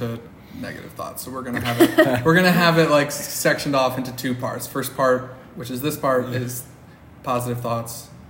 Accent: Cleveland, Ohio, United States; moved away as an adult; now in San Francisco, United States; I'm from Cleveland, Ohio.

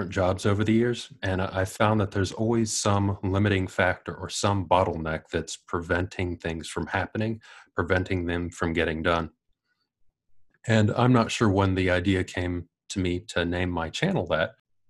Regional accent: Ohio, United States; accent: American; moved away as an adult; now in Wellington, New Zealand; I do have an American accent. I'm originally from Ohio. I came to New Zealand about 2003, and it was originally just for a holiday. I stayed for a year, came back to the U.S.

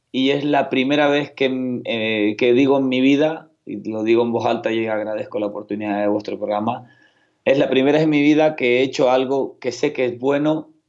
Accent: Canary Islands, Spain; Sí, yo como buen canario hablo a una velocidad parecida a la de los argentinos, pero si quiero hacerme entender, también sé frenar.

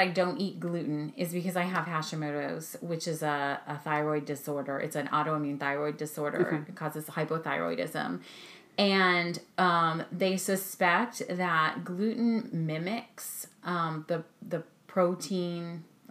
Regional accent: California, United States; moved away as an adult; now in Maryland, United States; we're both from California. We met in California, but we've been in Maryland now for almost 18 years

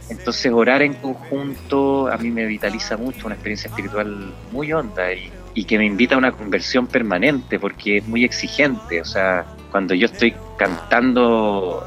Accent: Calera de Tango, Santiago Metropolitan Region, Chile; nací en Calera de Tango el año 75

